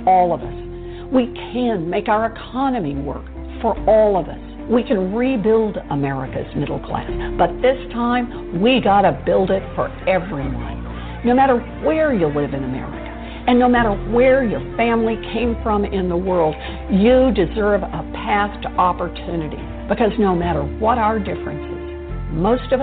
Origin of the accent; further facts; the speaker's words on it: Oklahoma, United States; Growing up in Oklahoma